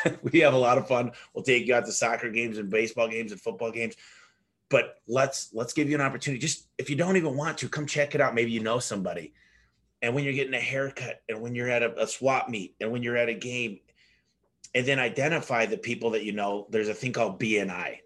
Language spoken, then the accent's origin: English; Michigan, United States; now in Phoenix, United States; I'm from Michigan originally. I moved out to Phoenix in 1999